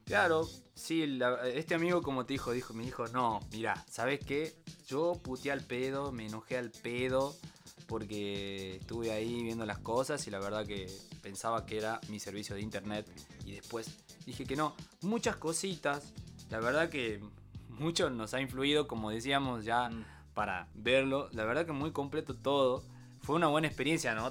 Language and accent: Spanish; Tucumán, Argentina; Somos tucumanos